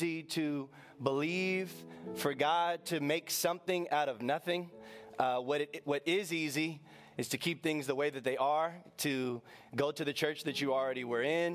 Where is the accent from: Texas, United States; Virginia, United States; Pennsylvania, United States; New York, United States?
Virginia, United States; Northern; I was born and raised in Northern Virginia